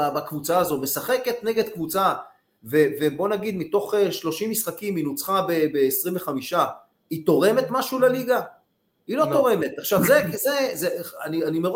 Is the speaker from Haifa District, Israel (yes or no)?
no; Tel Aviv, Tel Aviv District, Israel; גרתי ליד כיכר דיזינגוף